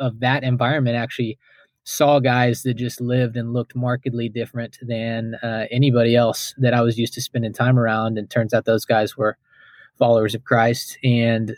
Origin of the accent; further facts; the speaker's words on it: Houston, Texas, United States; I grew up in Houston, Texas